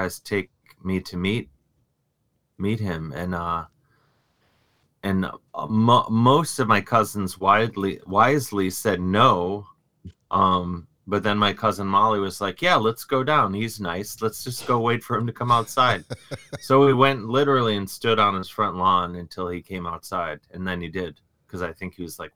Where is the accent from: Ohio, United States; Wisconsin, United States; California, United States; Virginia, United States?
Ohio, United States; Cleveland; I grew up in Cleveland